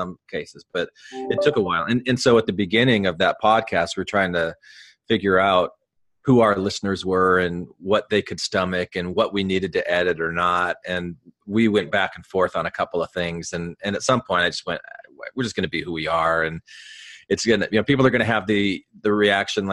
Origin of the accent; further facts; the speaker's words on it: Arizona, United States; I grew up in Arizona